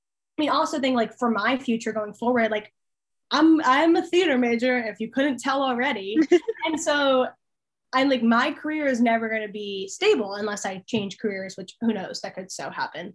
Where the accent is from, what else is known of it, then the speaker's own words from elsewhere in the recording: Allentown, Pennsylvania, United States; moved away as an adult; now in Harrisonburg, United States; the place that I live at home is called Allentown. It's like Allentown is home because that's where I grew up